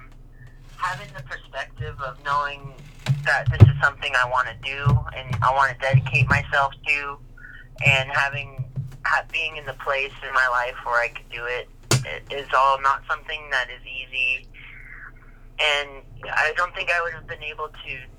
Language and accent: English; Bay Area, California, United States; I'm born and raised in the Bay Area in California